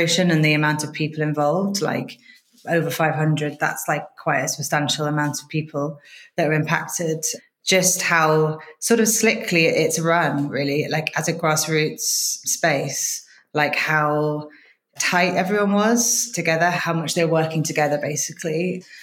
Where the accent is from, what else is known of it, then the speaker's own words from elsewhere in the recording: London, United Kingdom; moved away as an adult; now in Lisbon, Portugal; I'm originally from London, which is where I was living until about 5 years ago, when I decided to move to Lisbon